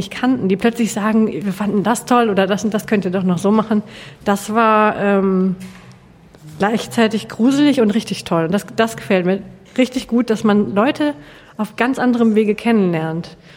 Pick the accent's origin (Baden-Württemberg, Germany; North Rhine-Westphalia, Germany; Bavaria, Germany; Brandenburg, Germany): North Rhine-Westphalia, Germany; Hamm; born there; now in Bielefeld, Germany; ich bin gebürtig aus dem Ruhrgebiet, aus dem Rand, nämlich aus Hamm und wohne jetzt in Bielefeld und will da auch nicht mehr weg.